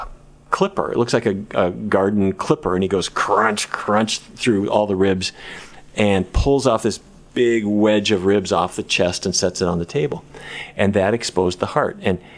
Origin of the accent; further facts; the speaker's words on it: Fargo, North Dakota, United States; Well, I grew up in Fargo. I don't know if you've ever been there. I can't say entirely recommend it, but that's where I grew up.